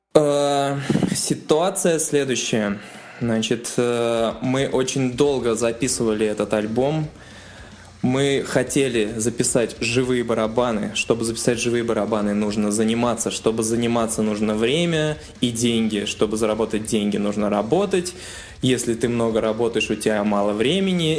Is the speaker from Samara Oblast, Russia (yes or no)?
no; Sterlitamak, Bashkortostan, Russia; Я из Телетамака